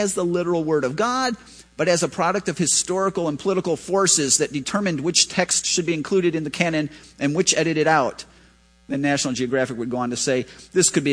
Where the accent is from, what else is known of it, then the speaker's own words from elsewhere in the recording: Chicago, Illinois, United States; I grew up in Chicago.